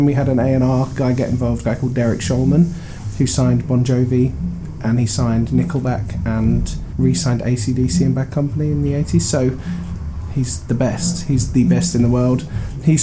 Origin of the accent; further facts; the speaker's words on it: Reading, South East England, United Kingdom; I'm from Reading, which isn't too far from where we are right now in Southampton